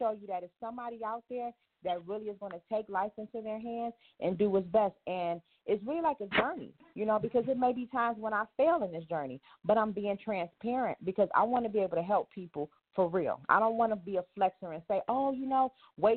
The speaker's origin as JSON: {"language": "English", "town": "Detroit", "region": "Michigan", "country": "United States", "also_born_or_lived": "Atlanta / New York / Las Vegas / California", "moved": "yes", "said": "I'm from Detroit. But I've lived in Atlanta, New York, Vegas, and California"}